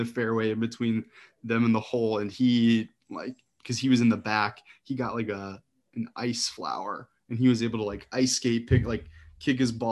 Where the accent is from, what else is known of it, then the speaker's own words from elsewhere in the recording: Midwest, United States; now in East Coast, United States; I grew up in the Midwest